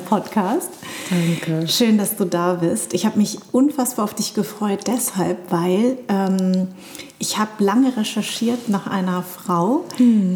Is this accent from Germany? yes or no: yes; Darmstadt, Hesse, Germany; born or raised there